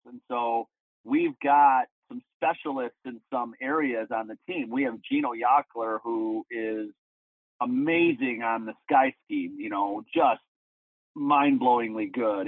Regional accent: Madison, Wisconsin, United States; I've been on the Mad City ski team ever since, since I was about 13 years old

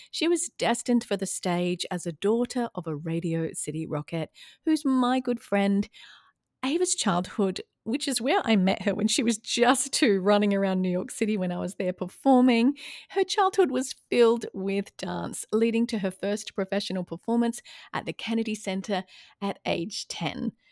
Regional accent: Australia; also born or lived in London / California; now in Atlanta, United States; Now I'm an Aussie in Atlanta, Georgia, U S A.

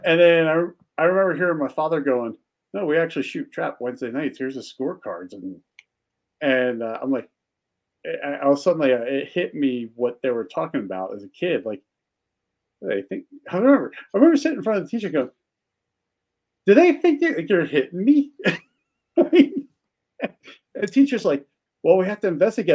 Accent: Philadelphia, Pennsylvania, United States; I grew up in Philly.

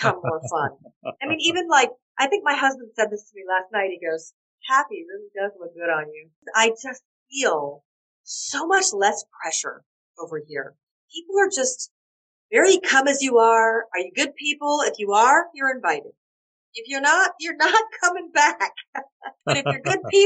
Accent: Atlanta, Georgia, United States; moved away as an adult; now in Malta; oh, Atlanta, Georgia

